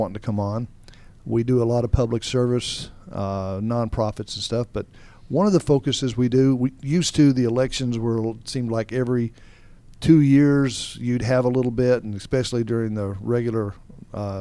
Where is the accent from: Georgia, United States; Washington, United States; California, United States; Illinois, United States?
Georgia, United States; Roswell; also born or lived in Alpharetta, Georgia; I grew up around Roswell and Alpharetta back when it was a lot smaller.